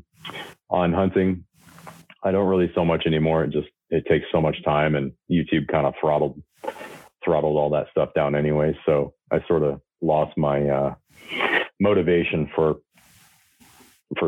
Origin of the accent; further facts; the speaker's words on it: Michigan, United States; moved away as an adult; now in California, United States; I am originally from Michigan. I moved to, California, I think in 2003